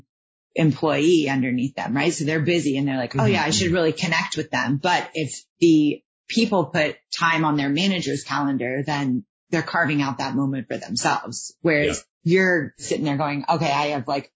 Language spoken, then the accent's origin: English; Houston, Texas, United States; I'm from Houston